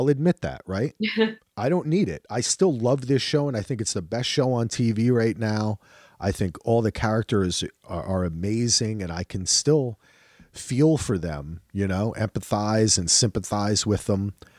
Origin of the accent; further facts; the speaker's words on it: Ireland; I'm Irish. We don't like kings and queens.